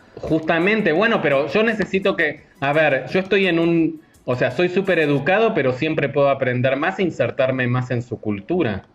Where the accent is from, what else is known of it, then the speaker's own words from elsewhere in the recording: Argentina; now in Mexico; como argentino